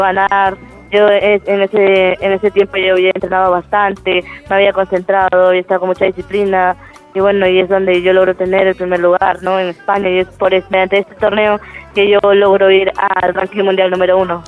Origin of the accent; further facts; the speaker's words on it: Peru; estoy compitiendo acá en mi país